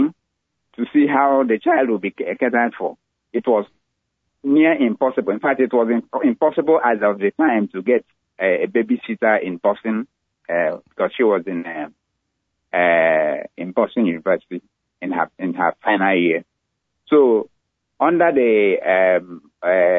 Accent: Owerri, Imo, Nigeria; moved away as an adult; also born or lived in Ibadan, Nigeria; now in United States; I was born in Nigeria, raised in Nigeria, had most of my education in Nigeria

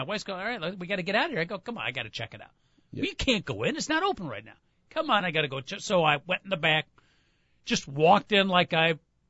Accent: Chicago, Illinois, United States; As a Chicagoan

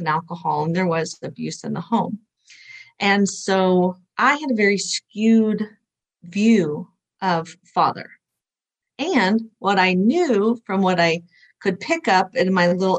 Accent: Oklahoma, United States; I was raised in Bible Belt of Oklahoma

